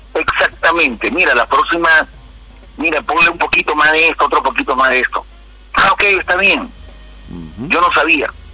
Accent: Peru; moved away as an adult; also born or lived in Venezuela / Curaçao; cuando yo salí de Perú y llegué a Venezuela

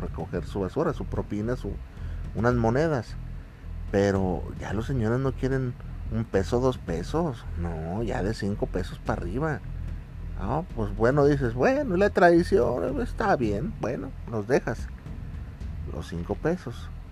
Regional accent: Mexico; nosotros como mexicanos

